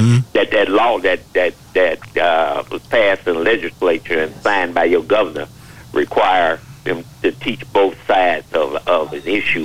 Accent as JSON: {"language": "English", "town": "Chicago", "region": "Illinois", "country": "United States", "tie": "born or raised there", "said": "You know, I was born and raised in Chicago."}